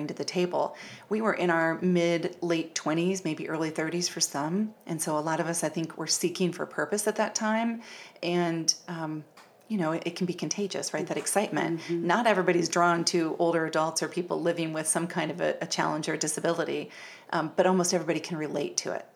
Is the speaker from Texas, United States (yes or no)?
no; Fort Wayne, Indiana, United States; my hometown of Fort Wayne, Indiana